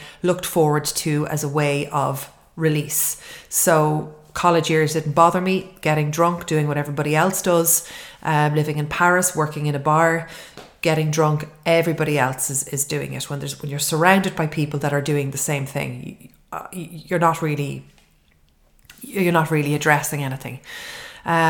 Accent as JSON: {"language": "English", "country": "Ireland", "tie": "born or raised there", "said": "everybody growing up in Ireland"}